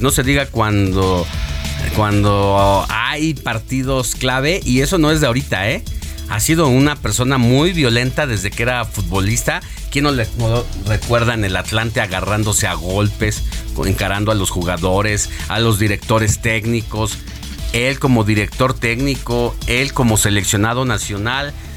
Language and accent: Spanish; Mexico